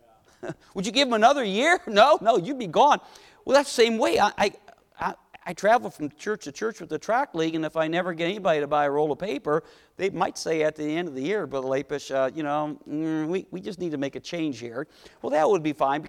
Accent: Cleveland, Ohio, United States; growing up in Cleveland, my dad was a civil engineer, worked for Republic Steel

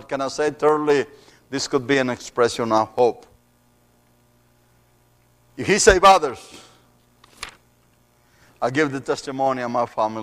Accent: Mexico; accent: Mexican; moved away

